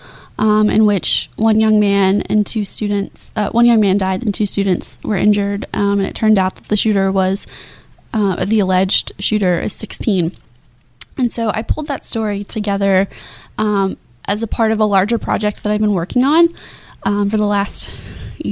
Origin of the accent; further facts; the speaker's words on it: Kentucky, United States; now in Jacksonville, United States; I'm from Kentucky originally